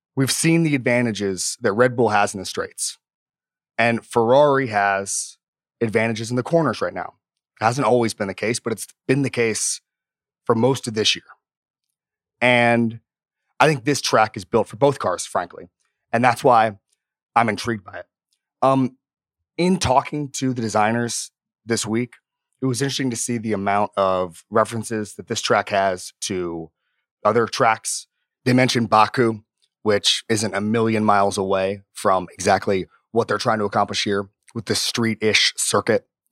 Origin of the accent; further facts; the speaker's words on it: Florida, United States; also born or lived in Miami; I've lived in Miami and I grew up in Florida